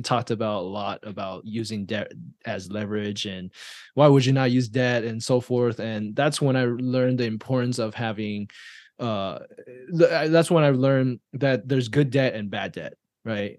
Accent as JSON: {"language": "English", "country": "Taiwan", "tie": "born or raised there", "moved": "yes", "lives_now": "United States", "said": "I was born and raised in Taiwan"}